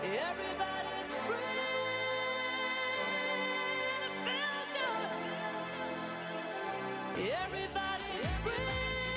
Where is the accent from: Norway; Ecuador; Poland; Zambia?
Zambia; also born or lived in Zimbabwe; I mean, I was born in Zambia, in Africa, and I grew up in Zambia and Zimbabwe.